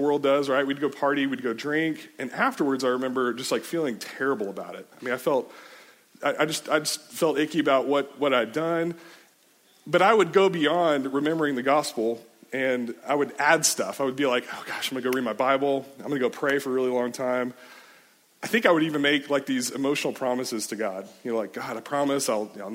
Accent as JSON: {"language": "English", "town": "Richardson", "region": "Texas", "country": "United States", "tie": "born or raised there", "said": "I grew up in Richardson. It's like north of Dallas area"}